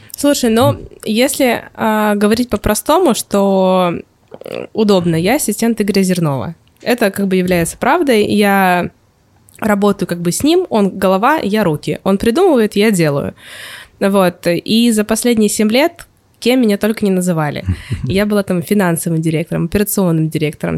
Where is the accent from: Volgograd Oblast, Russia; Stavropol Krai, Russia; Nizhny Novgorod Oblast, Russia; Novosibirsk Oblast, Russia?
Novosibirsk Oblast, Russia; Novosibirsk; moved away as an adult; now in Saint Petersburg, Russia; защищала у себя в городе диплом в а, Новосибирске.